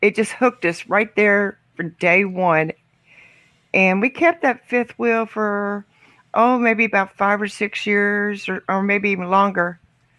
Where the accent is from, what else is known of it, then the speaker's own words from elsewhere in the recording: Pekin, Indiana, United States; We're currently both from Southern Indiana. In a little town called Pekin. It's approximately an hour and a half from Louisville, Kentucky, if anybody's familiar with Kentucky. We were both raised on farms. I was raised on a dairy